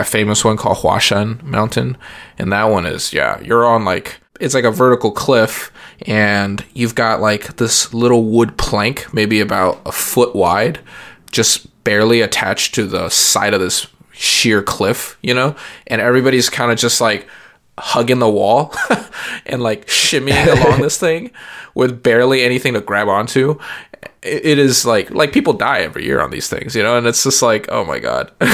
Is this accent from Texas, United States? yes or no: yes; San Antonio, Texas, United States; moved away; I grew up in San Antonio